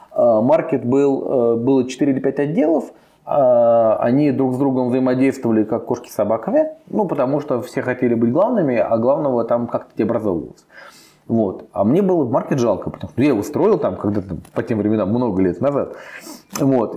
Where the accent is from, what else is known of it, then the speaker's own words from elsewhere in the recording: Moscow, Russia; я из Москвы, я родился, вырос, всю жизнь живу, все время в Москве